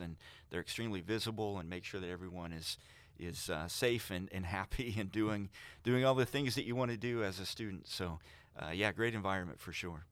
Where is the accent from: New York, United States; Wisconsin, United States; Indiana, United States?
Indiana, United States; Vincennes; I'm actually from Knox County around Vincennes